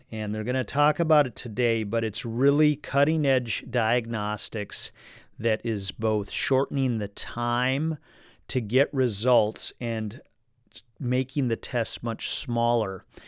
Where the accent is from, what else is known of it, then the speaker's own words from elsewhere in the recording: Minnesota, United States; we are just about to the firearms deer hunting season here in Minnesota, which will kickoff next week. This is a big tradition in my home state